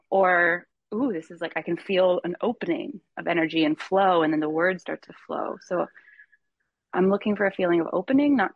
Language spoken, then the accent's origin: English; Michigan, United States; I grew up in Michigan